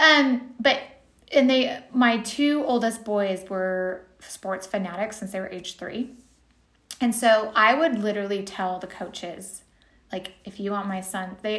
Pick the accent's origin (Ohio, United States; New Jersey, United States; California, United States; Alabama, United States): California, United States; moved away; I'm from California originally